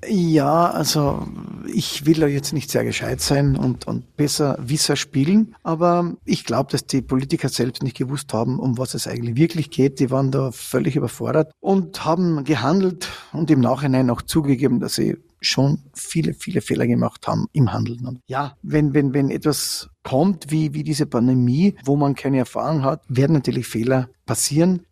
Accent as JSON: {"language": "German", "region": "Carinthia", "country": "Austria", "said": "in Österreich, also bei uns in Kärnten"}